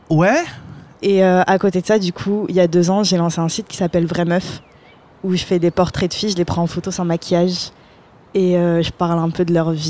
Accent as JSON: {"language": "French", "town": "Paris", "region": "Île-de-France", "country": "France", "tie": "born there", "said": "moi, je suis née à Paris, Barbès."}